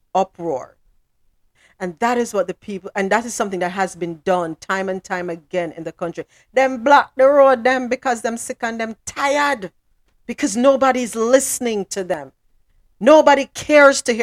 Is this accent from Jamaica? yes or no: yes; Jamaica; moved away; back in Jamaica